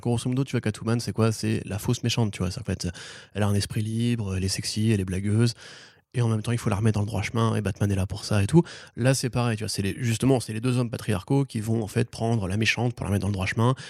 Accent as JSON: {"language": "French", "country": "France", "said": "je suis un bon français"}